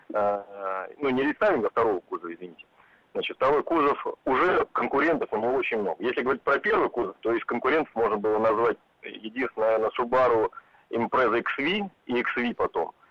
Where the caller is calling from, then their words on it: Moscow, Russia; А, я из Москвы